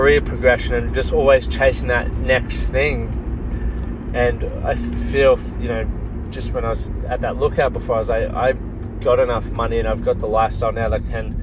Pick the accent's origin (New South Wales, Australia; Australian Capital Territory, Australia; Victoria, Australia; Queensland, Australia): Queensland, Australia; Toowoomba; moved away; I spent some time at the High Flips Tavern, grew up around there